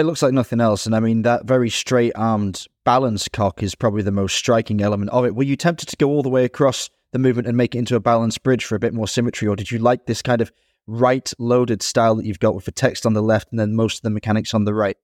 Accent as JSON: {"language": "English", "town": "Manchester", "region": "North West England", "country": "United Kingdom", "tie": "born or raised there", "also_born_or_lived": "Dublin, Ireland", "said": "I grew up in Manchester, was born in Dublin"}